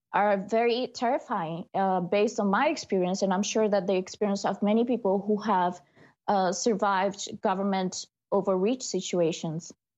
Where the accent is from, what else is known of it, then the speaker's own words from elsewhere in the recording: Brazil; moved away; my hometown, Brazil